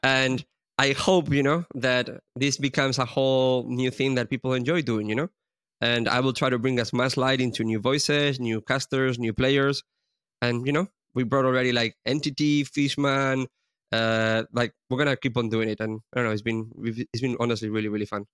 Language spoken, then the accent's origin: English; Spain; we're both from Spain